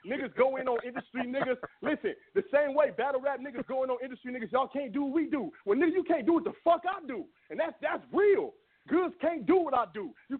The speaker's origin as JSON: {"language": "English", "town": "Los Angeles", "region": "California", "country": "United States", "said": "hey, listen, I'm from South Central, nigga."}